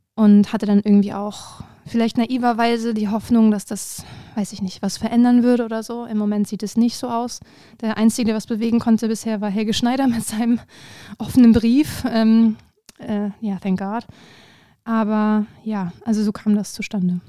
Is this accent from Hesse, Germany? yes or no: no; Hanover, Lower Saxony, Germany; moved away; ich äh, komme ursprünglich aus Hannover